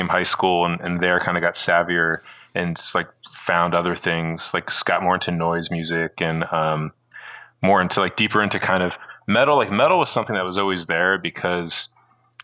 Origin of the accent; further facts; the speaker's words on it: Southern New Jersey, United States; moved away as an adult; now in Brooklyn, United States; I grew up in New Jersey, Southern New Jersey.